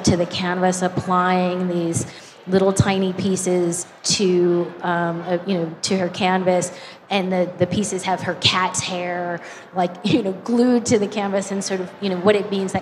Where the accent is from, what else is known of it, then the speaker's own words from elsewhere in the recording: New York City, New York, United States; moved away as an adult; now in Los Angeles, United States; I grew up in Harlem